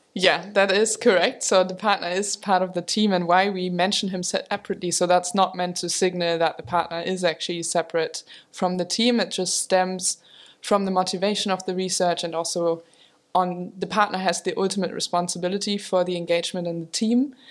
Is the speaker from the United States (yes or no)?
no; Germany; moved away as an adult; also born or lived in Maastricht, Netherlands; I grew up in Germany